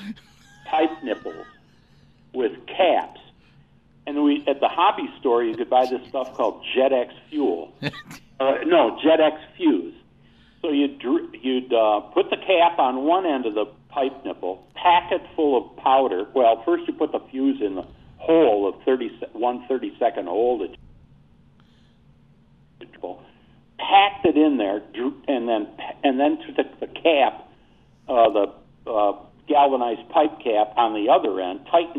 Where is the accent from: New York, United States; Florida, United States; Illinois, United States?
New York, United States; Buffalo; moved away; I'm originally from Buffalo, New York, which is pretty close to the Pennsylvania border.